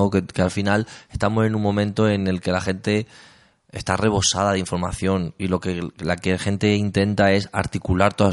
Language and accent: Spanish; Talavera de la Reina, Castilla-La Mancha, Spain; moved away; also born or lived in Cuenca; yo soy de Castilla-La Mancha. De Talavera. De un barrio de las afueras que se llama Patrocinio San José.